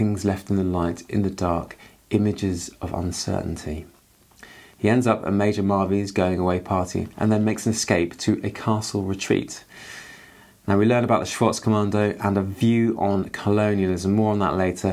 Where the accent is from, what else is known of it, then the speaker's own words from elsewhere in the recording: England, United Kingdom; I'm from England